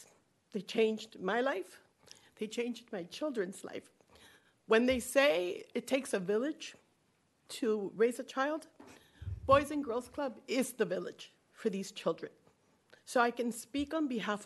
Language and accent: English; Florida, United States; moved away as an adult; I'm from Florida